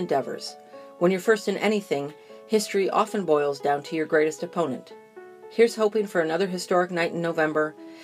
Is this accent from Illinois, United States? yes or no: yes; Park Ridge, Illinois, United States; I was born in Park Ridge, Illinois, where Clinton grew up